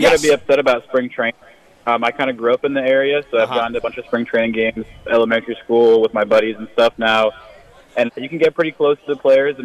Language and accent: English; Jupiter, Florida, United States; I'm from Jupiter